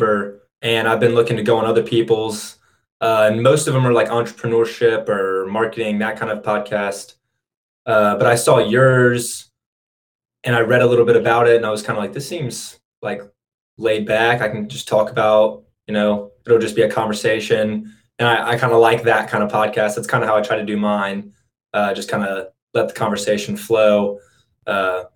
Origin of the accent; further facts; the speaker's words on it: Birmingham, Alabama, United States; I'm from Alabama.